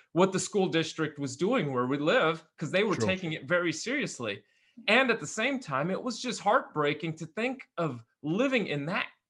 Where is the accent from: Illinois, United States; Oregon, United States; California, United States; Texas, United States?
California, United States; Bay Area, close to San Francisco; We're in California. We grew up in the Bay Area, close to San Francisco